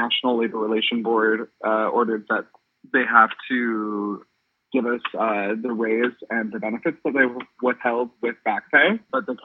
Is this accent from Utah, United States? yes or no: yes; West Jordan, Utah, United States; I was born in West Jordan, so I'm just born and raised here in Utah